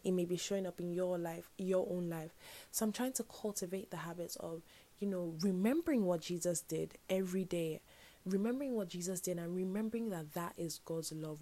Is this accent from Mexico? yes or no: no; Nigeria; I'm Nigerian